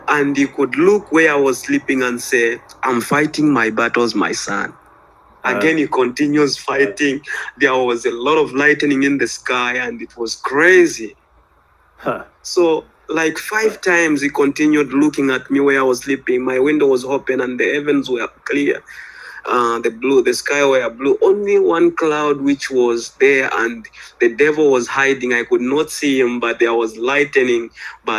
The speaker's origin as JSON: {"language": "English", "country": "Zambia", "said": "I'm from Zambia, Central Africa"}